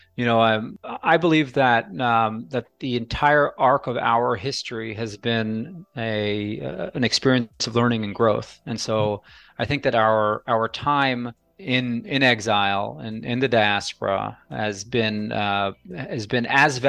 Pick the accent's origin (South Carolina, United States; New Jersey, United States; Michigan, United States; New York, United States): New York, United States; New York City; moved away as an adult; now in Israel; I grew up in New York City